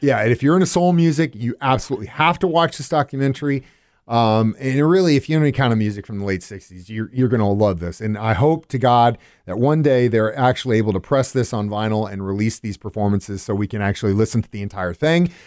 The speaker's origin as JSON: {"language": "English", "town": "Cape Girardeau", "region": "Missouri", "country": "United States", "tie": "born or raised there", "also_born_or_lived": "Springfield, Missouri area", "said": "growing up in Cape"}